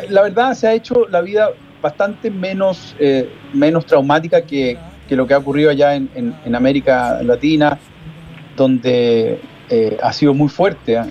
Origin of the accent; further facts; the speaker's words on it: Chile; la realidad de mi país que me preocupa, que me, que, de la cual me siento, por supuesto, muy vinculado, porque es mi tierra